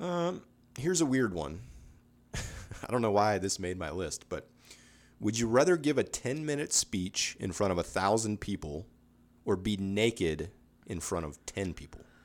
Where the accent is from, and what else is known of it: Space Coast, Florida, United States; born or raised there